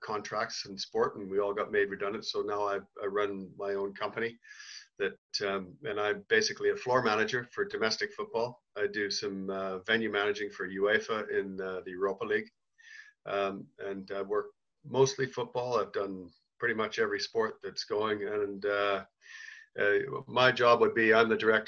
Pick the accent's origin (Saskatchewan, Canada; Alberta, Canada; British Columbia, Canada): Saskatchewan, Canada; Saskatoon; moved away as an adult; also born or lived in England; I was actually at a party in my hometown of Saskatoon